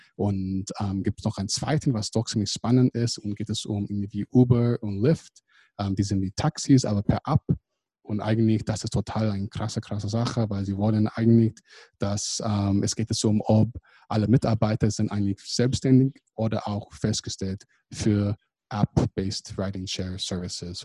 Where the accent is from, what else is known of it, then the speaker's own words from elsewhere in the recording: California, United States; German is a second language; now in Germany; ich komme ursprünglich aus Kalifornien